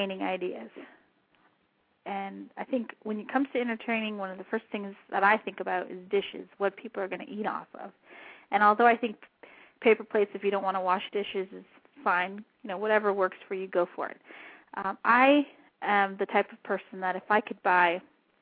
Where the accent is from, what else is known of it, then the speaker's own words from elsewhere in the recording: southern New Mexico, United States; moved away; I grew up in New Mexico